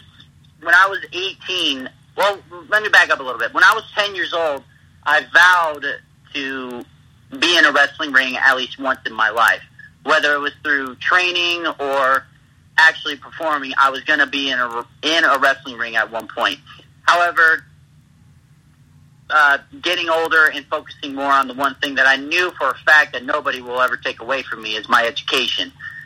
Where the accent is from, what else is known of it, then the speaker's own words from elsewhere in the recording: Kalamazoo, Michigan, United States; born there; also born or lived in Lake Wales, Florida / Wichita, Kansas; Well, I was born in Kalamazoo, Michigan, actually, to two loving parents who are still together.